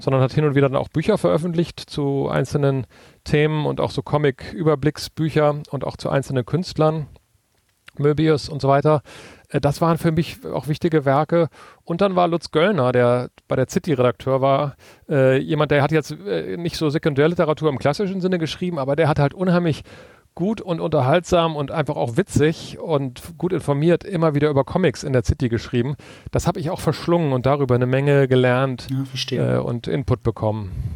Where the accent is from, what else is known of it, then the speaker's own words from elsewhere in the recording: Northern Germany, Germany; now in Berlin, Germany; auf dem Dorf, wo ich groß geworden bin in Norddeutschland